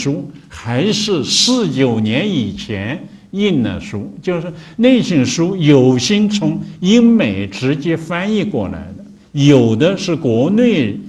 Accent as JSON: {"language": "Chinese", "country": "China", "said": "或者说我们中国人编的，这个它都是其中很多也一或者有相当一些吧，提的都是外国人的名字"}